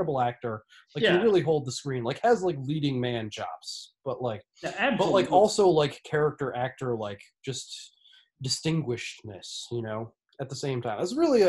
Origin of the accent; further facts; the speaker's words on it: Netherlands; I'm from the Netherlands, but...